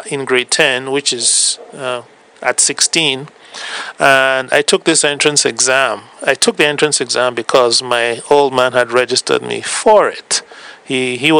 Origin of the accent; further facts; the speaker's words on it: Cameroon; moved away as an adult; also born or lived in Nigeria / United States; now in Canada; I am originally from West Africa. I now work in Canada.